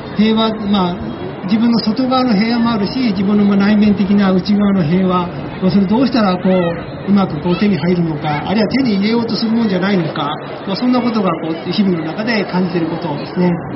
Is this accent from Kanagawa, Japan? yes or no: yes; Yokohama, Kanagawa, Japan; moved away as an adult; also born or lived in Kyoto; now in Kobe, Japan; 私あのもともと横浜の出身でかれこれ三十数年前に、えー、京都に引っ越してきて